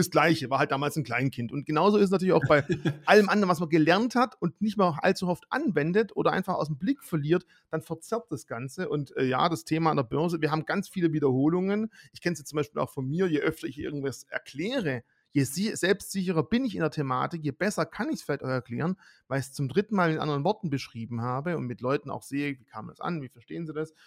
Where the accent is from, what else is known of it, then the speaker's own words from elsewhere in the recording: Swabia, Germany; ich bin Schwabe